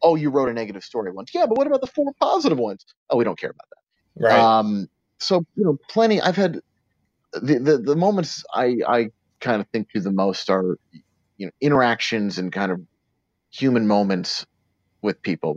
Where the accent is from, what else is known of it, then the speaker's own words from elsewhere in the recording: New York City, New York, United States; I grew up in New York City